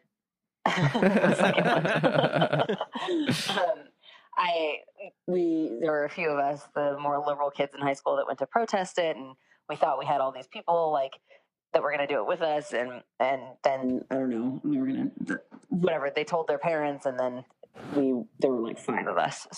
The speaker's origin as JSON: {"language": "English", "town": "Santa Clarita", "region": "California", "country": "United States", "tie": "born or raised there", "also_born_or_lived": "Rosamond, California", "said": "I grew up in Rosemond, which is in the Antelope Valley, and it was a very small town right next to an Air Force base. And then I grew up in Santa Clarita"}